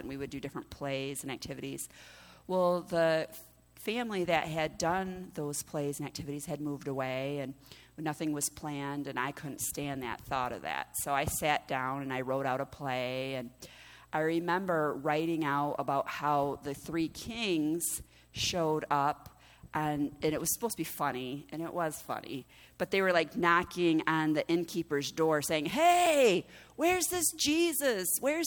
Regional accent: United States; As American Christians, we celebrate Thanksgiving.

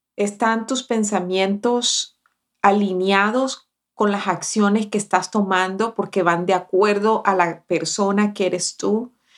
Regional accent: Barranquilla, Atlántico, Colombia; now in United States; Cuando yo llegué recién desempacada de Barranquilla

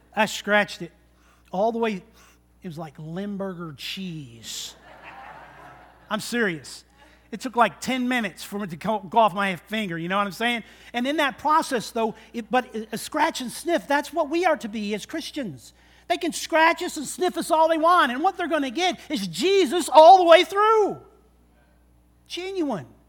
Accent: Michigan, United States; growing up in Michigan

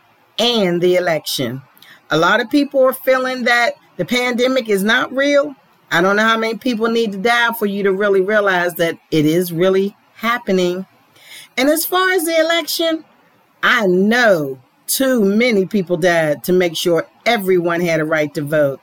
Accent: Pittsburgh, Pennsylvania, United States; now in Atlanta, United States; I was born in Pittsburgh, Pennsylvania, but I now live in Atlanta, Georgia

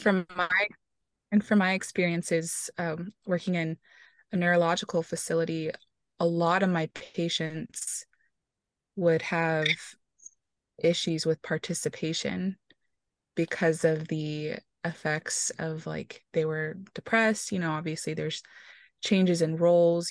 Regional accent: Houston, Texas, United States; I am originally from Houston, Texas

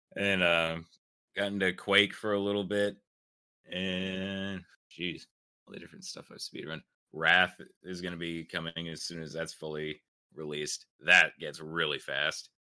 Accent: South Carolina, United States; I'm from South Carolina.

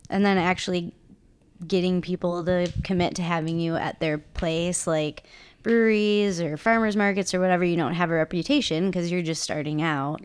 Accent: Chicago suburbs, Illinois, United States; moved away; I'm from the Chicago suburbs

